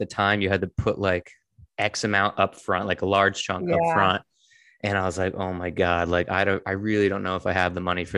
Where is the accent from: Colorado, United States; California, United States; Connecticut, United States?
Connecticut, United States; I'm from Connecticut